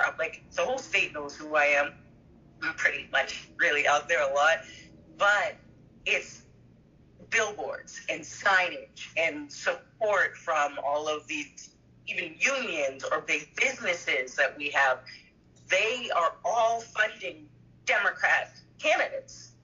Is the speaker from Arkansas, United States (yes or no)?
no; Massachusetts, United States; I'm from Massachusetts